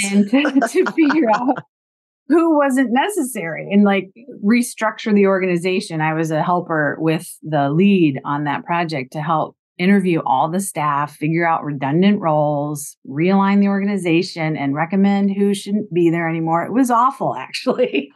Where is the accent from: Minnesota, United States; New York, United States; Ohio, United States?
Ohio, United States; moved away as an adult; also born or lived in Bloomington, Indiana / Vermont; I grew up in Ohio after going to college at Indiana University in Bloomington.